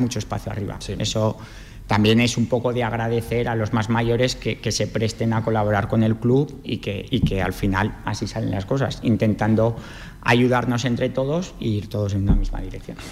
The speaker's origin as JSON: {"language": "Spanish", "town": "Cariñena", "region": "Aragon", "country": "Spain", "said": "soy de Cariñena"}